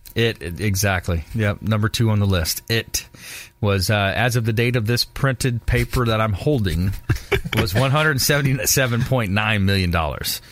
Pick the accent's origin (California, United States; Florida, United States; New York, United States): Florida, United States; LaBelle; my hometown, uh, LaBelle